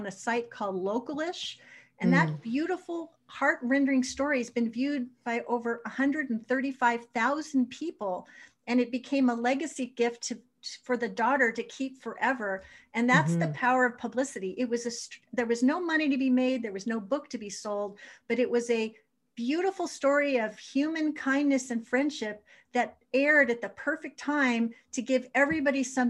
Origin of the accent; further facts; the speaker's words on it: Los Angeles, California, United States; I grew up in Granada Hills, California.